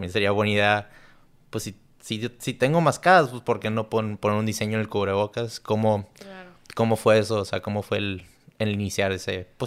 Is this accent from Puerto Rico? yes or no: no; Mexico; te orgullece, pues, como siendo mexicana